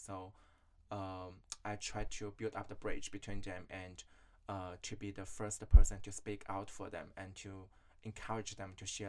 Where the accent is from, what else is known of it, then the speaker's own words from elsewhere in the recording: China; moved away as an adult; now in Melbourne, Australia; I'm from China originally. I've been in Australia for 3 years and a half.